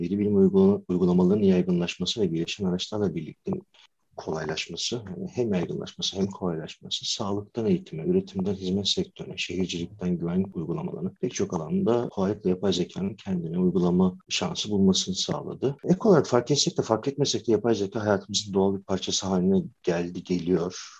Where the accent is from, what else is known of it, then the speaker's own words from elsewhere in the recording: Afyonkarahisar, Turkey; bin dokuz yüz seksen dört yılında Afyon'da doğdum